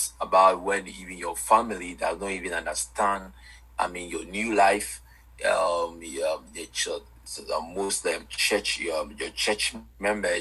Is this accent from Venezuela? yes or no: no; Ghana; I'm from Ghana, West Africa. I'm a Ghanaian by birth